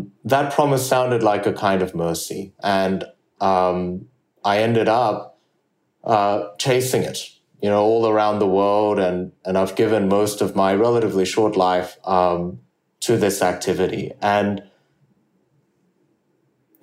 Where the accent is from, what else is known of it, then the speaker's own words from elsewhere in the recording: Australia; English is a second language; also born or lived in South Korea; I moved to Australia from South Korea when I was 8 years old without speaking the English language